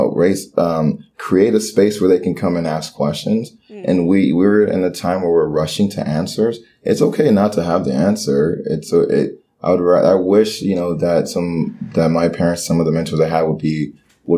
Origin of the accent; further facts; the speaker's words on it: Miami, Florida, United States; English is a second language; Growing up in Miami and being Haitian, we were taught one culture